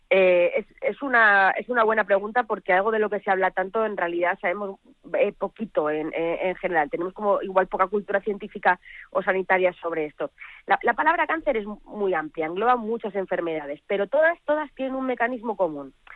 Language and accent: Spanish; Belmonte, Spain; mi pueblo de Belmonte